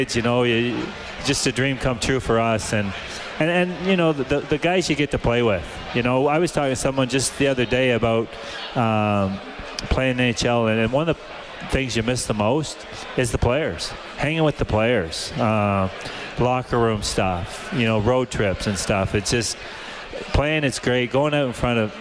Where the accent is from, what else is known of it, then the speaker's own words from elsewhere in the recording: Canada; Being a Canadian